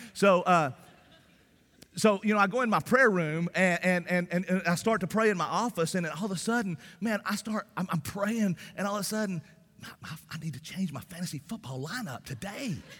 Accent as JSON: {"language": "English", "area": "the South", "region": "Southern United States", "country": "United States", "accent": "Southern", "said": "because of my Southern accent"}